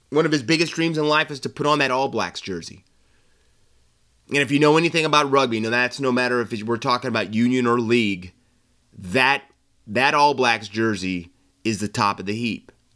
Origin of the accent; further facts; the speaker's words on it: United States; now in Australia; as an American over here watching the game